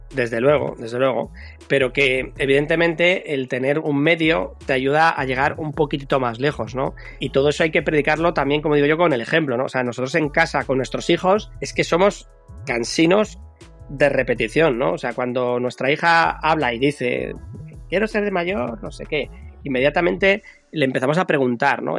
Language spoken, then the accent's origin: Spanish; Madrid, Community of Madrid, Spain; now in Bilbao, Spain; Que yo en mi propio barrio, donde yo nací, en Madrid, un barrio de, de hortaleza, de obreros